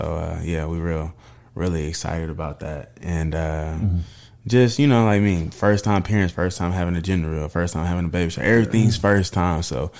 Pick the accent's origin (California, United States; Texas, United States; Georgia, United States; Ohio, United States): California, United States; Oakland; I mean, I know I'm from Oakland and everything, but you know, I'm still yelling Oak Cliff every day.